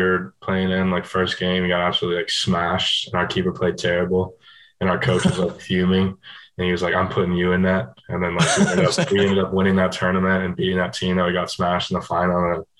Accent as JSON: {"language": "English", "town": "Marietta", "region": "Georgia", "country": "United States", "said": "I'm from Marietta, Georgia."}